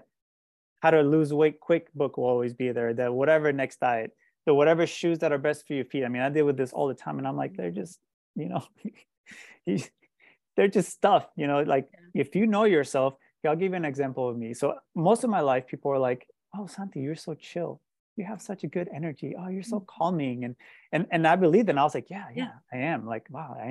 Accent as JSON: {"language": "English", "country": "Colombia", "tie": "born or raised there", "moved": "yes", "said": "I also grew up in a very shame and guilt driven environment, growing up in Colombia"}